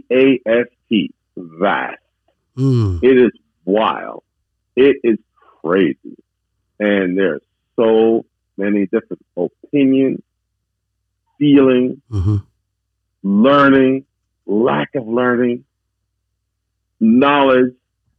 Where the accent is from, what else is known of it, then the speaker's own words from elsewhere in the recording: Jamaica; also born or lived in United States / Canada / Atlanta / Norfolk; Well, I was born in the United States of America. I was raised in Jamaica, West Indies. And then I went to Canada.